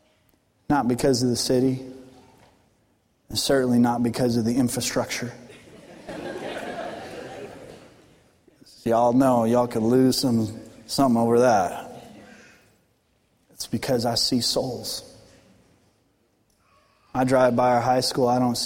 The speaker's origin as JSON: {"language": "English", "region": "Colorado", "country": "United States", "tie": "born or raised there", "moved": "yes", "lives_now": "Arkansas, United States", "said": "I'm born and raised in Colorado"}